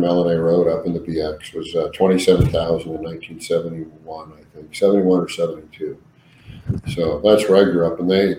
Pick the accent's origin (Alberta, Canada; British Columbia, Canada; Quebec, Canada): British Columbia, Canada; Vernon; also born or lived in Moose Jaw, Saskatchewan; So I was born in Moose Jaw. But my parents came out. We actually came out for holidays in Vernon, and I was like 3 years old.